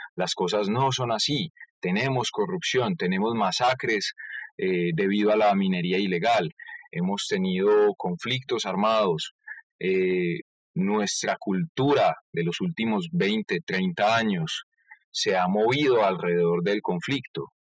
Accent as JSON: {"language": "Spanish", "country": "Colombia", "said": "cómo somos los colombianos en sí y cómo tratamos a nuestro país"}